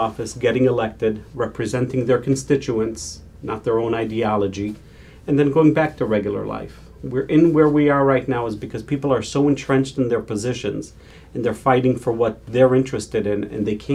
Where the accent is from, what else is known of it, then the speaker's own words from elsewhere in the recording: Israel; now in United States; I was born and raised in Israel